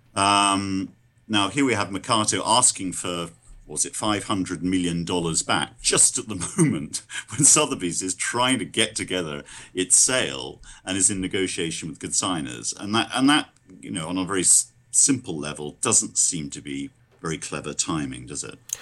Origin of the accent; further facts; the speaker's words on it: London, United Kingdom; I'm a Londoner